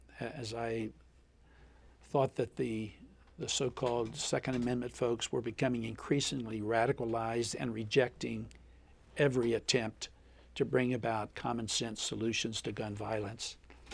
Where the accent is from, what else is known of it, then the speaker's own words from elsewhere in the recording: Appalachia, United States; I grew up in Appalachia. My family always had guns.